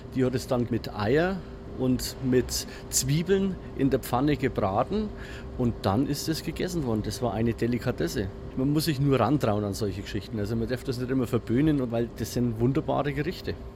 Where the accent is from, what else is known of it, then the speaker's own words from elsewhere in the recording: Franconia, Bavaria, Germany; bei uns in Franken